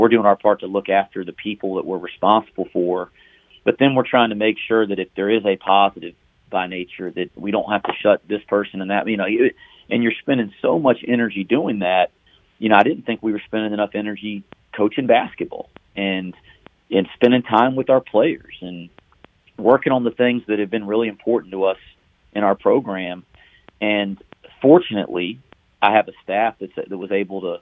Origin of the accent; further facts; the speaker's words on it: North Carolina, United States; I was born and raised here in North Carolina